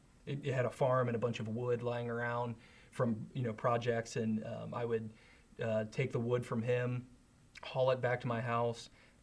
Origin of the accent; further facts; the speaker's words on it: Northern Kentucky, United States; I grew up in the Northern Kentucky area, really close to Cincinnati.